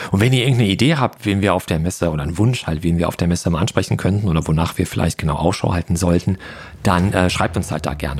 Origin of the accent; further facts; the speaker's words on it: Ruhr area, North Rhine-Westphalia, Germany; moved away; meine alte Heimat, das Ruhrgebiet